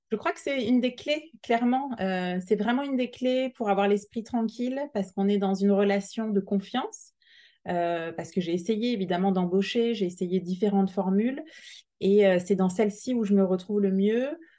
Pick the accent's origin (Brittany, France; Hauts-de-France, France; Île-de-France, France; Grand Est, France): Grand Est, France; Alsace; now in Montpellier, France; on est plutôt originaire du Nord, on vient d'Alsace avec euh, mon mari